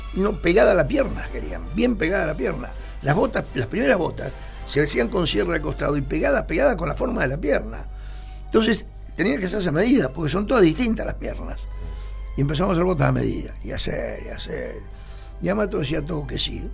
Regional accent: Mar del Plata, Buenos Aires Province, Argentina; nací en Córdoba y San Lorenzo. O sea que me crié ahí.

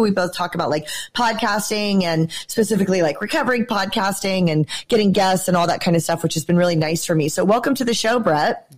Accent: Georgia, United States; I'm from Georgia.

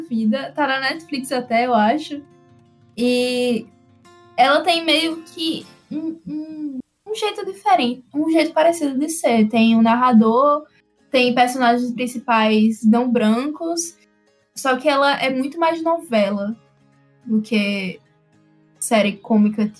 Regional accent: Northeast Region, Brazil; quando eu era pequena, eu também não achava tão legal ser nordestina

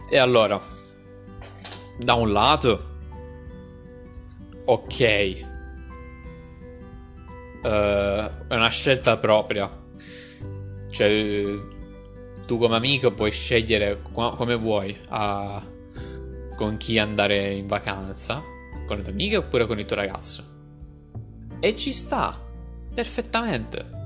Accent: Pesaro, Marche, Italy; Di Pesaro? Anch'io sono di Pesaro.

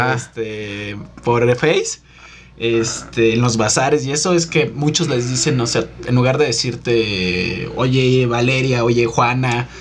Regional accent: Mexico City, Mexico; Yo soy de aquí de la ciudad

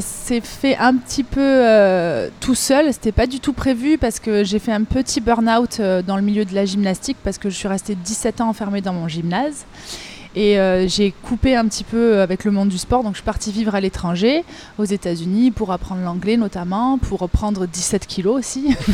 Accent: Avignon, Provence-Alpes-Côte d'Azur, France; also born or lived in Marseille; je suis revenue aux sources chez moi, à Avignon, dans le sud de la France

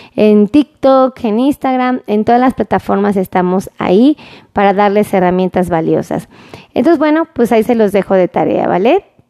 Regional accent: Mexico; como los mexicanos acostumbramos a hacer

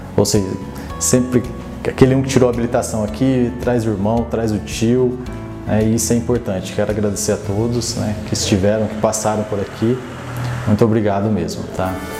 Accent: Iretama, Paraná, Brazil; moved away as an adult; now in Osvaldo Cruz, Brazil; sou natural de Iretama, no Paraná. Faz seis anos que eu moro em Oswaldo Cruz

